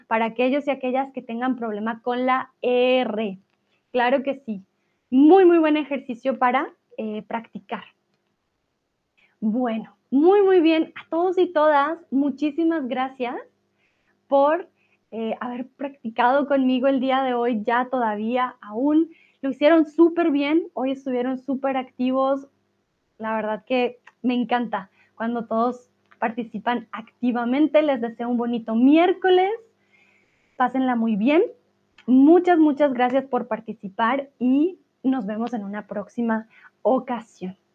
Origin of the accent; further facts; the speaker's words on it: France; accent: French; Spanish is a second language; todavía algunas palabras que no pronuncio, pronuncio con U, pronun pronuncio aún tengo un acento francés.